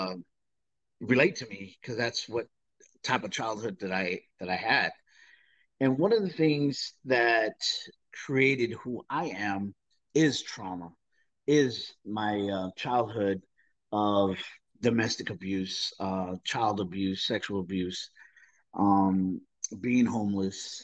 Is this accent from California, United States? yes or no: yes; Southern California, United States; I grew up in Southern California